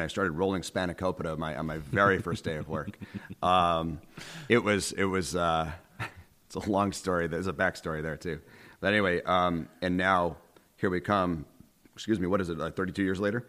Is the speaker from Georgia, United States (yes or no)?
no; Syracuse, New York, United States; also born or lived in Minneapolis; I grew up on West Scott Street